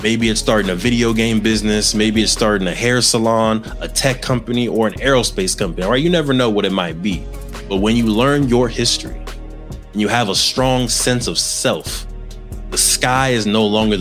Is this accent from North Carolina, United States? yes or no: no; Los Angeles, California, United States; I grew up in the San Fernando Valley of California, Southern California, right outside of Los Angeles